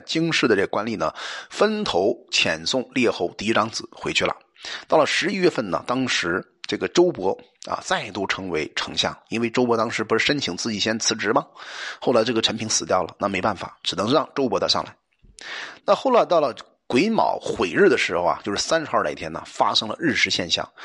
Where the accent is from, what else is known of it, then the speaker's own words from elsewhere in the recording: China; 我们中国人